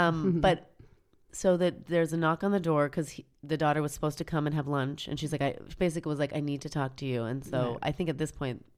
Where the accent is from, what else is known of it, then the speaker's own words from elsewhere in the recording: Pacific Northwest, United States; I'm from the Pacific Northwest.